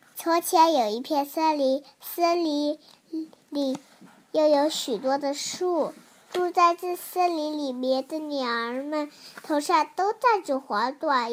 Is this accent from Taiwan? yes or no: no; Haining, Zhejiang, China; 今年我五岁了，我来自浙江海宁。